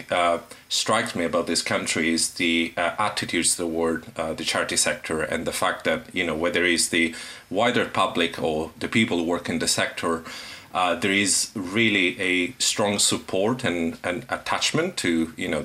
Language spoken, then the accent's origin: English; Sicily, Italy; moved away as an adult; now in London, United Kingdom; I'm originally from Italy, Sicily, I came here to study forensic psychology